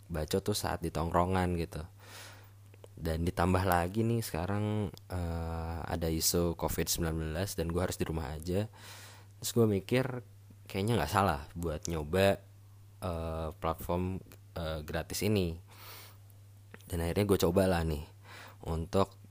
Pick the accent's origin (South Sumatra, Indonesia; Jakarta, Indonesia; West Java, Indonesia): West Java, Indonesia; Bandung; gue lahir dan besar di Bandung jadi ibaratnya gue baru balik lagi nih ke Bandung